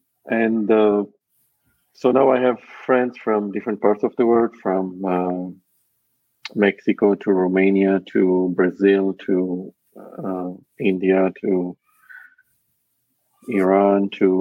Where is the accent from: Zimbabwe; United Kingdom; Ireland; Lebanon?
Lebanon; also born or lived in Dubai; now in Canada; I'm originally from Lebanon, and my heritage is Armenian.